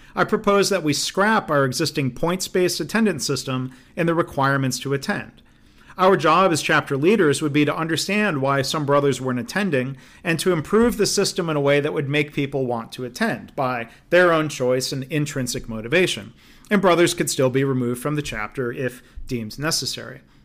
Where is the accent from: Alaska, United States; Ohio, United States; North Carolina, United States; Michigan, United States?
Michigan, United States; Livonia; my hometown of Livonia, Michigan